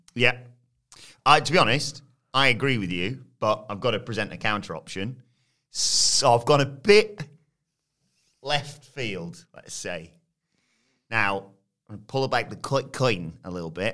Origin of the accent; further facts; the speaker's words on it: United Kingdom; we're British